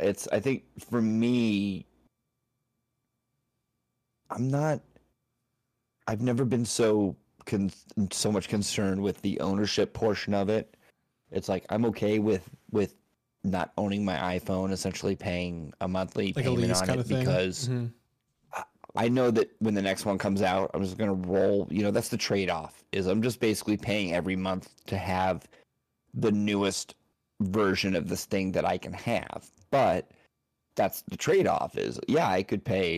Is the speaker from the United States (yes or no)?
yes; United States; I'm so American centric